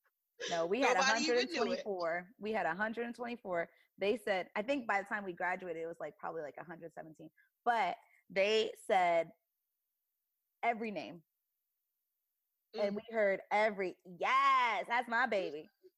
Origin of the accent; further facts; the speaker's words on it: Canada; I don't know that phrase at all, but I'm from Canada.